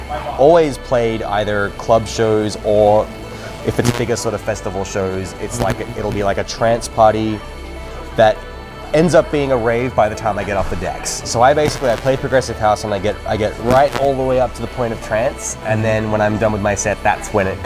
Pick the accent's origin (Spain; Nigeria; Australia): Australia; accent: Australian; also born or lived in Germany / United States; now in London, United Kingdom; And when I go back to Australia, I mean, I still very much sound Australian, but when I go back home now, people can't pick where I'm from anymore.